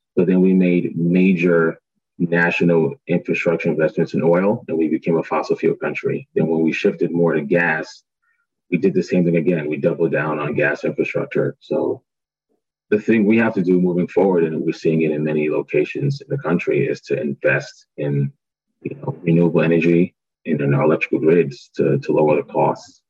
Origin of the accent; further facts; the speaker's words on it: New York City, New York, United States; born and raised in Brooklyn, New York, parents are from Barbados